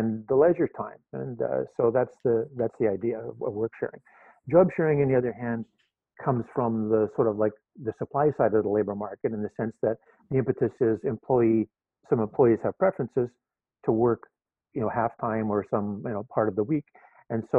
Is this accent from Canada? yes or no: yes; Vancouver, British Columbia, Canada; moved away as an adult; now in Toronto, Canada; I'm living in Toronto now, teaching at University of Toronto. Although I grew up in Vancouver